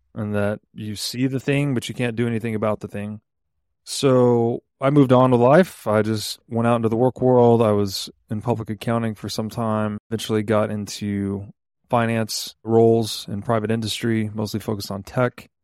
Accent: Chattanooga, Tennessee, United States; I grew up mostly in Chattanooga, Tennessee.

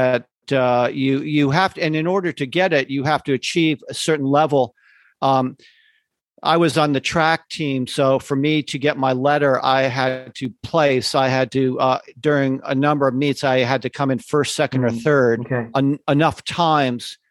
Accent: outside of New Haven, Connecticut, United States; I grew up outside of New Haven, Connecticut, which is about a little under 2 hours drive away from Manhattan, New York City.

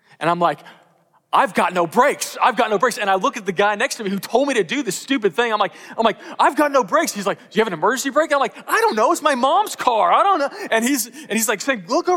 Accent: Katy, Texas, United States; I'm from Texas. In fact, I'm from Houston. I grew up in Katy, Texas, not too far from here

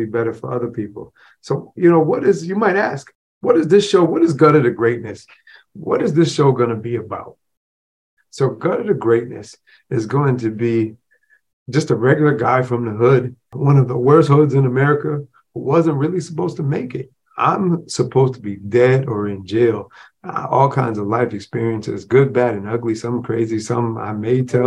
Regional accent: Rochester, New York, United States; I grew up in the projects within Rochester, New York.

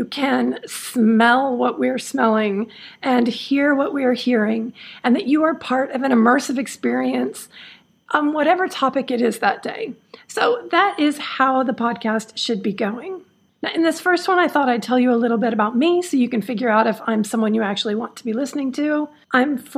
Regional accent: Los Angeles, California, United States; moved away as an adult; also born or lived in Spain / India; I was born in Los Angeles and I'm from Southern California.

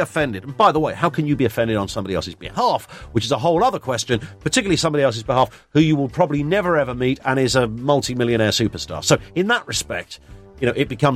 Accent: United Kingdom; I'm a Brit

